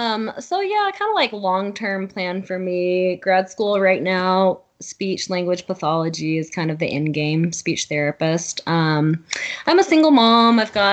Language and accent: English; Alabama, United States; moved away; also born or lived in California / Utah; I actually am from Alabama. That's where I grew up.